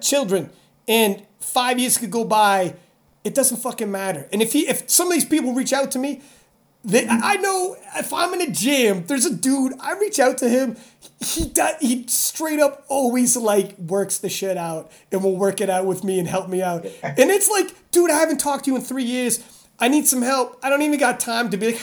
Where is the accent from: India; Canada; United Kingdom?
Canada; I'm Canadian. It's in my blood